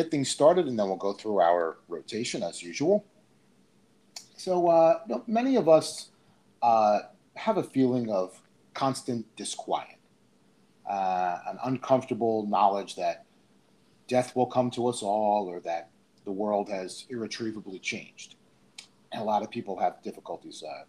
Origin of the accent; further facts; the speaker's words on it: Seaside Park, New Jersey, United States; I grew up in that town. I grew up in Seaside Park